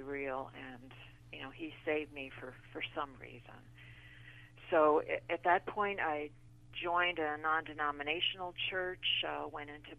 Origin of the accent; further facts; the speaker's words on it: the Garden State, New Jersey, United States; moved away as an adult; also born or lived in Illinois; I was born in the Garden State, the flower state, and actually my family had a flower growing business. So I grew up next to glass greenhouses